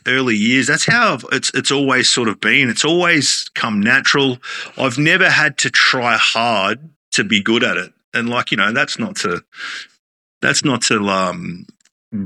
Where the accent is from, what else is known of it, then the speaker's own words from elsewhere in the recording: Esperance, Western Australia, Australia; now in Queensland, Australia; probably the busiest restaurant in my hometown of Esperance